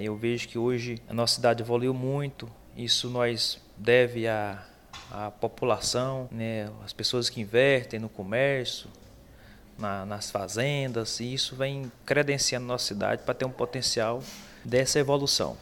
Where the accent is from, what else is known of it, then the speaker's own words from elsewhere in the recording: Palmeirópolis, Tocantins, Brazil; Sou natural mesmo daqui de Palmeirópolis, nascido aqui, criado aqui